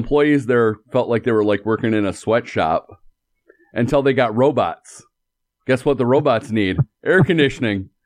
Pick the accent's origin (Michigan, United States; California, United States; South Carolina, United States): Michigan, United States; We're from Michigan